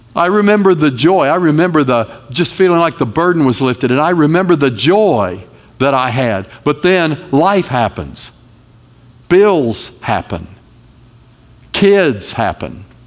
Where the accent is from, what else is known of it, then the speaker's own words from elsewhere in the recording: North Carolina, United States; I am from North Carolina